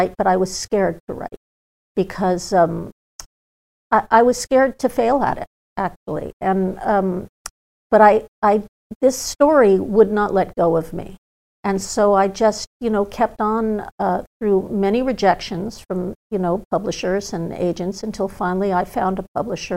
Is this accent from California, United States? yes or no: yes; Malibu, California, United States; also born or lived in Hollywood; growing up in Malibu